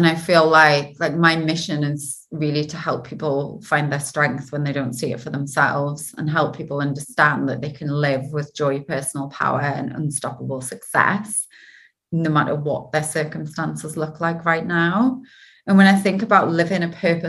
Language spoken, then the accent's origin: English; Geordie, North East England, United Kingdom; accent: Geordie; my dodgy Geordie accent.